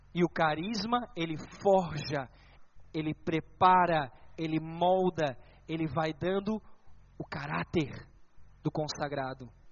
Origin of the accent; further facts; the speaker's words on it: Bombinhas, Santa Catarina, Brazil; lá na minha cidade, na cidade onde eu morava, na linda cidade de Bombinhas